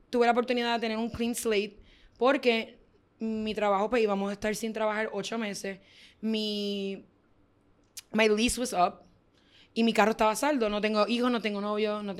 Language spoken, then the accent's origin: Spanish; Ecuador; ah, yo soy de Ecuador